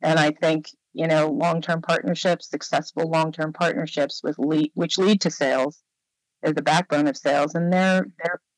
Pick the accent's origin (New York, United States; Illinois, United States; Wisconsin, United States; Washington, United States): New York, United States; New York City; when I moved back to New York, which is where I was born and raised, I'm from Manhattan